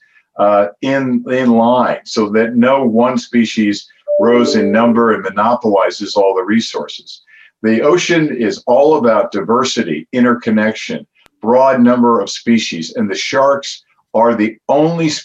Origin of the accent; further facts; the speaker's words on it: outside of Philadelphia, Pennsylvania, United States; I grew up outside of Philadelphia.